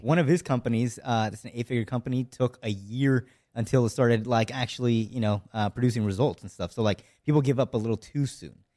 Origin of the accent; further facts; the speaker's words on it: near Seattle, Washington, United States; from Washington State, so, like, near Seattle